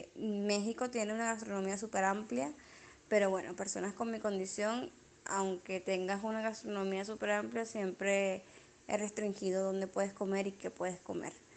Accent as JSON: {"language": "Spanish", "country": "Venezuela", "moved": "yes", "said": "Venezuela también somos los hijos del maíz"}